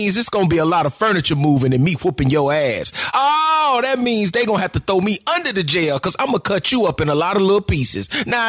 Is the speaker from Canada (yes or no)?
no; Florida, United States; And yes, this happened in my home state.